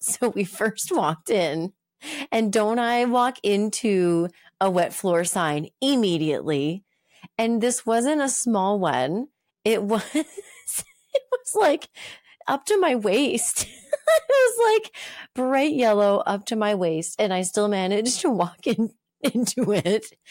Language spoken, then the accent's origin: English; Moncton, New Brunswick, Canada; moved away; Moncton, my hometown, Moncton, New Brunswick